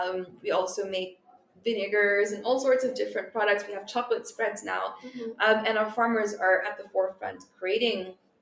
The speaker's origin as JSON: {"language": "English", "country": "Philippines", "tie": "born or raised there", "said": "Communities in the Philippines are very small. So everyone knows each other."}